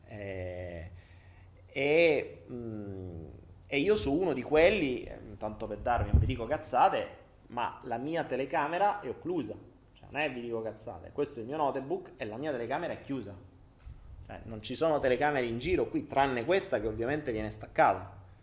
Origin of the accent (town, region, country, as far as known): Italy; moved away